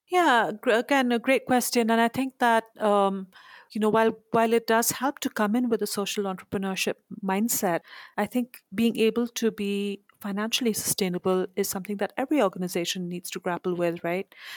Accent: India; moved away; I'm originally from India, next door to where I'm visiting right now

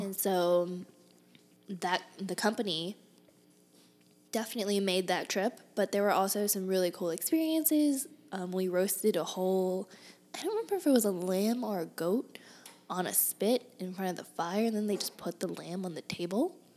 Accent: Houston, Texas, United States; moved away as an adult; also born or lived in Berkeley, California / Boston, Massachusetts; now in Tempe, United States; I was born in Berkeley, California, and I grew up in Boston, Massachusetts. And I went to most of grade school and college in Houston.

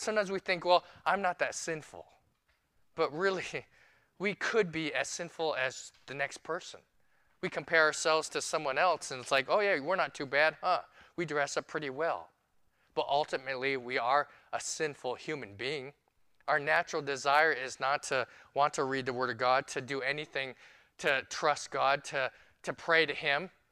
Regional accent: New York City, New York, United States; now in Phoenix, United States; I'm a New Yorker

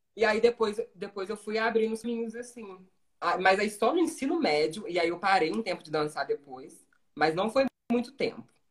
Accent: Brazil; Nasci e fui criado no São Benedito

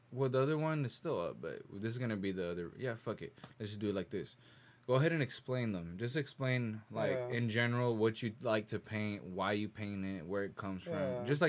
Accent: United States; first language Spanish; English is a second language; I was born here in America, but the only reason why my Spanish is so fluent is because that was what I first started speaking before English.

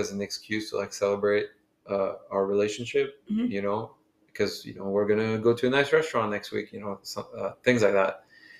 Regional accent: Belgium; moved away; I'm from Belgium

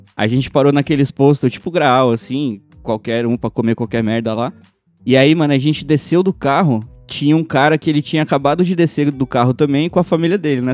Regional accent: São Paulo, Brazil; a gente é de São Paulo

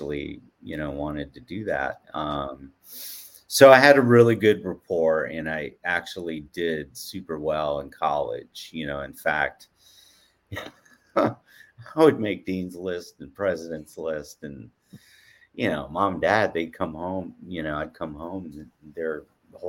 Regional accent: Atlanta, Georgia, United States; moved away as an adult; also born or lived in Portland; growing up in Atlanta, you're used to the sun, you're used to mild temperature

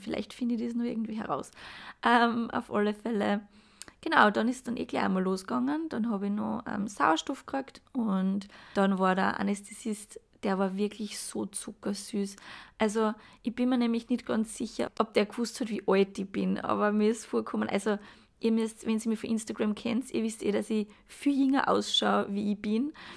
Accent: Graz, Styria, Austria; komme ich aus Graz

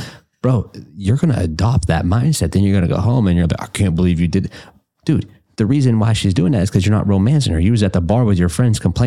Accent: West Virginia, United States; moved away as an adult; now in Indianapolis, United States; I'm from West Virginia originally

